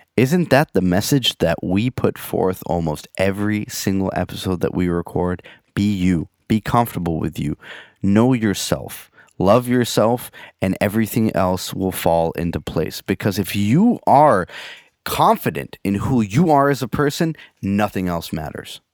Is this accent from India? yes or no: no; San Francisco, California, United States; I grew up in San Francisco.